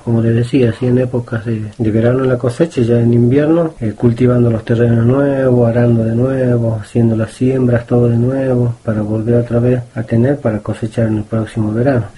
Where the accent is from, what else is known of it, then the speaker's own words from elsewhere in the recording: Maimará, Jujuy, Argentina; yo soy del campo y me voy a volver a mi campo, a mi pago, a mi tierra. Así que me regresé, me volví, a los 20 años me volví.